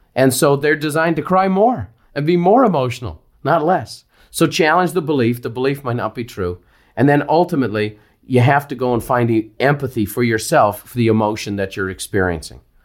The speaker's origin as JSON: {"language": "English", "country": "Ireland", "tie": "born or raised there", "said": "growing up in Ireland"}